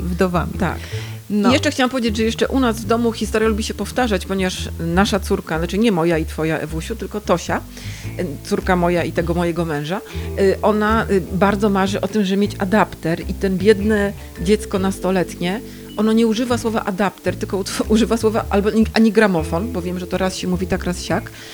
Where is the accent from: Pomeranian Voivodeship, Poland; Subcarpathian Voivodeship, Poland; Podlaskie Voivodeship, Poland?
Pomeranian Voivodeship, Poland; Gdańsk; U nas jednak było trochę inaczej w Gdańsku